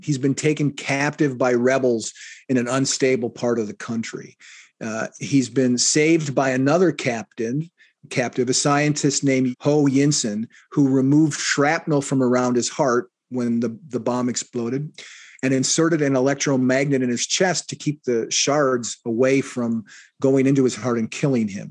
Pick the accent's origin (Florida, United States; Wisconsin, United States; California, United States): Wisconsin, United States; Kenosha; my hometown, Kenosha, Wisconsin